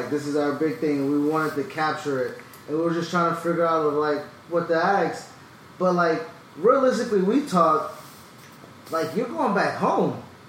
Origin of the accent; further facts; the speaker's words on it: Buffalo, New York, United States; I'm from Buffalo.